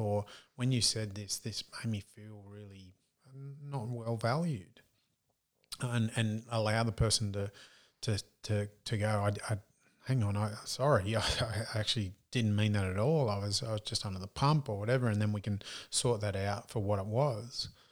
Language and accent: English; Australia; accent: broad Australian; my broad Australian accent